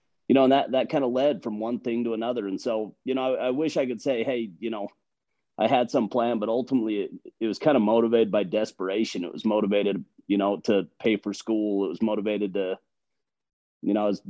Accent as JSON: {"language": "English", "town": "Logan", "region": "Utah", "country": "United States", "tie": "born or raised there", "said": "I grew up in Logan. I grew up in Cache Valley"}